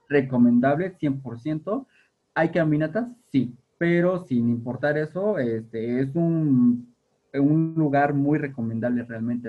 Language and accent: Spanish; Tehuacán, Puebla, Mexico; donde vivo, bueno, donde, de donde soy, de San Lorenzo, hay balnearios, hay yacimientos de agua. Realmente mi pueblo hasta hace unos años era un pueblo entre caños. O sea, vivíamos en medio del agua.